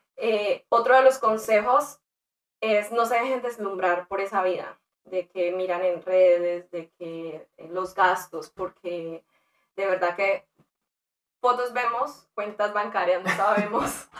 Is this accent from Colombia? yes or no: yes; Colombia; moved away as an adult; now in United States; en mi país eh, yo estudié negocios, trabajaba con empresas como el SENA, Bavaria, Fenalco